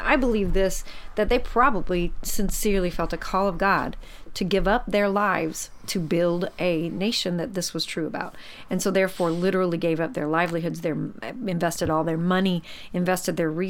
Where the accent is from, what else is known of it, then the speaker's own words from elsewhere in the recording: United States; I'm an American